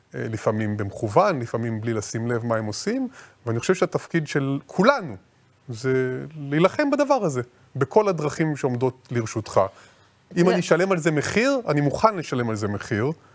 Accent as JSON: {"language": "Hebrew", "country": "Israel", "tie": "born or raised there", "said": "נולדתי פה, ההורים שלי נולדים פה, נולדו פה"}